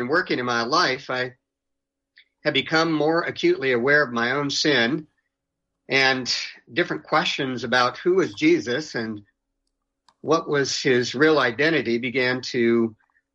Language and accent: English; Southern California, United States; now in Austin, United States; I grew up in Southern California